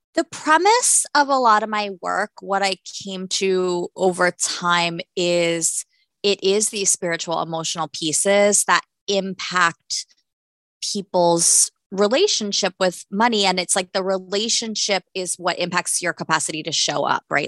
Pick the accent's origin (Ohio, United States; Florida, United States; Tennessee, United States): Florida, United States; I'm from Florida